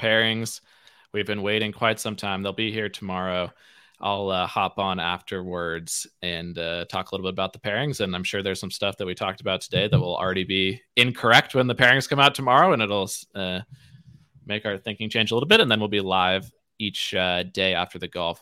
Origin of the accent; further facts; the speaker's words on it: United States; I'm American